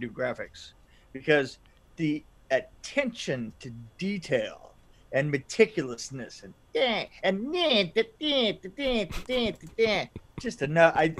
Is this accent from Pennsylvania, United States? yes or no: no; California, United States; now in Gallatin, United States; I'm from California